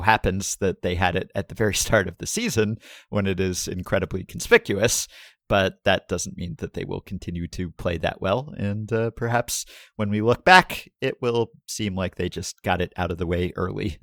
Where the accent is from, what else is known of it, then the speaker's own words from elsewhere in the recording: New York, United States; as a New Yorker and a former Yankee fan